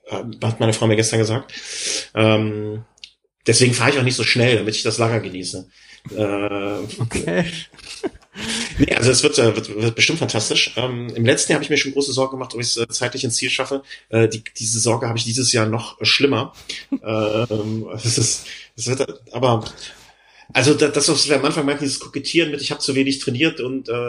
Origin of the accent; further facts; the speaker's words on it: London, United Kingdom; now in Germany; äh, ich bin aus London und einmal diesen Besuch im Lake District äh, nicht hinausgekommen.